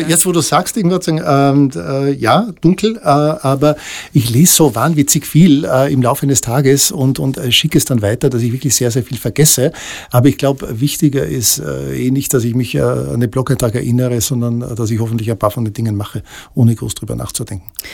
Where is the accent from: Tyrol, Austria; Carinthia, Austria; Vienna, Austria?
Tyrol, Austria; ich bin in Tirol aufgewachsen, in äh, 70er, Anfang der 80er Jahre